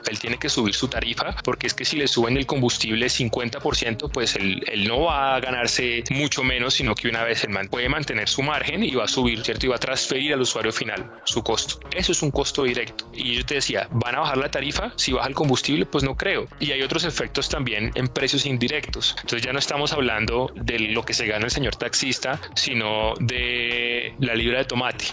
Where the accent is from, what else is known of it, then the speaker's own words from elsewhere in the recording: Neiva, Huila, Colombia; yo soy de Neiva